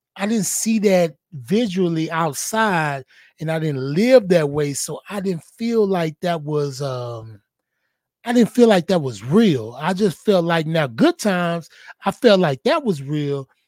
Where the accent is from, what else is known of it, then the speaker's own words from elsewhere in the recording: Houston, Texas, United States; I was a boy from Fifth Ward, little boy that was growing up in the hood